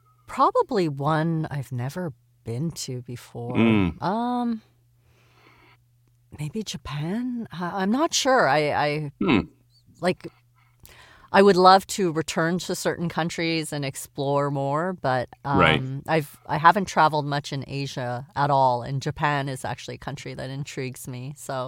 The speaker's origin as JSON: {"language": "English", "country": "Canada", "said": "As a Canadian, yeah, sometimes I'm thinking things, but I'm too polite to say them."}